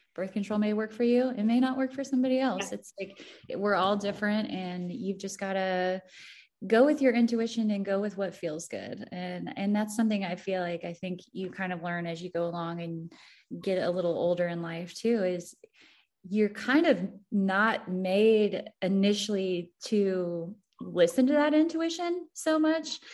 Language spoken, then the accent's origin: English; Missouri, United States; I'm from the show me state. I'm from Missouri.